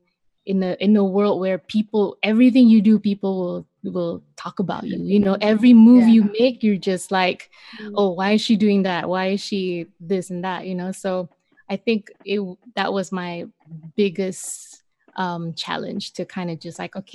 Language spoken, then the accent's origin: English; Malaysia; moved away as an adult; now in Los Angeles, United States; I grew up my whole life in Malaysia